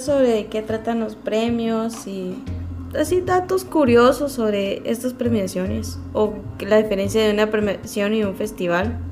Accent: Guatemala; como guatemaltecos

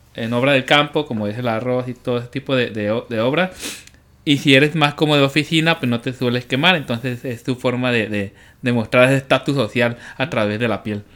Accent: Mexico

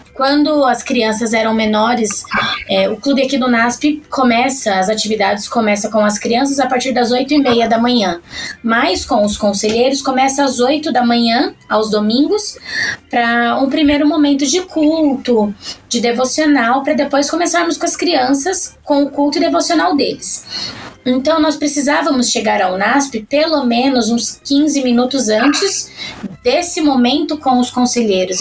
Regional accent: São Paulo, Brazil; eu sou paulista paulistana

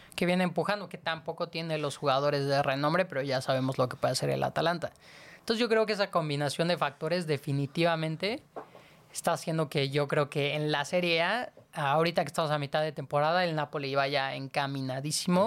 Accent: Mexico City, Mexico; nosotros somos de la Ciudad de México

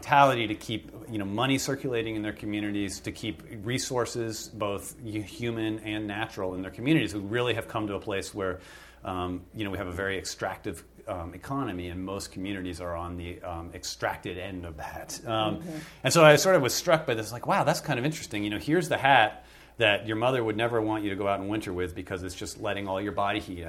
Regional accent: northern Vermont, United States; I grew up in Vermont, in northern Vermont. I was born in northern Vermont and was raised in the area.

